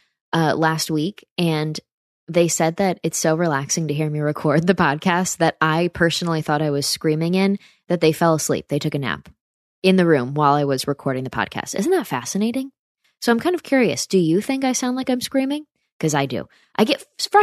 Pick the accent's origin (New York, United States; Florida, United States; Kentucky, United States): New York, United States; upstate; my hometown in upstate New York